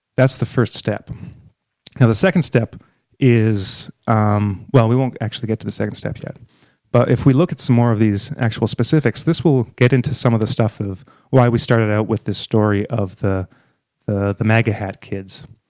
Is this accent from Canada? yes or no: yes; Canada; being Canadian